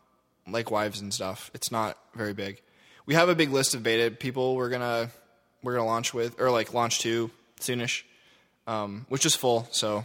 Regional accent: Louisville, Kentucky, United States; Anyway, I grew up in Louisville.

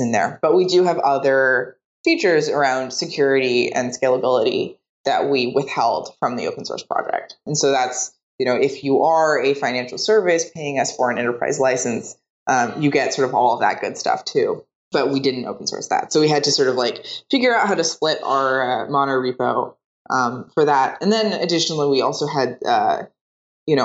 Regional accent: Seattle, Washington, United States; now in San Francisco, United States; I grew up in Seattle.

